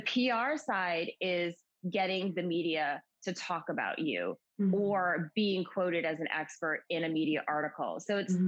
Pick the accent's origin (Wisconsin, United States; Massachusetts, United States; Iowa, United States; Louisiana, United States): Massachusetts, United States; Western; I'm from Massachusetts, born and raised in Massachusetts, um, Western Mass, which is a small area about 90 minutes outside of Boston